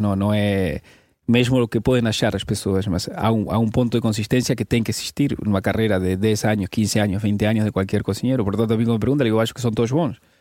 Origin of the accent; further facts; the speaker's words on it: Tigre, Buenos Aires Province, Argentina; Portuguese is a second language; now in Portugal; eu nasci na América do Sul, nasci em Buenos Aires, em Tigre